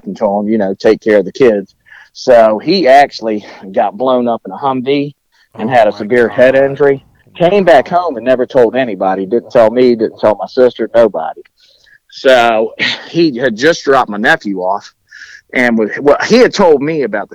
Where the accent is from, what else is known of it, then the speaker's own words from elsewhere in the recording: Southern Maryland, United States; also born or lived in Portsmouth, Virginia; being a military kid, you travel all over God's creation. And finally, we settled down in Maryland when I was in elementary school. So I pretty much grew up in Maryland, in Southern Maryland